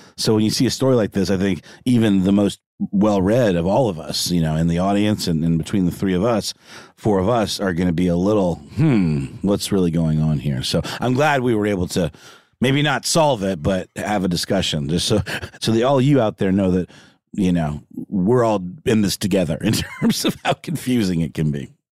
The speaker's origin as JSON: {"language": "English", "town": "Augusta", "region": "Georgia", "country": "United States", "tie": "born or raised there", "moved": "yes", "said": "my hometown of Augusta"}